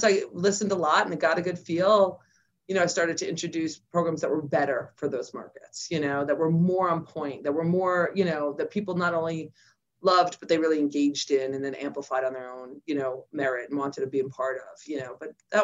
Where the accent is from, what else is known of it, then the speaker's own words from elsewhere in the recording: New York City, New York, United States; moved away; also born or lived in Queens, New York / New Jersey; we moved from the Bronx to New Jersey, actually Bronx, Queens, New Jersey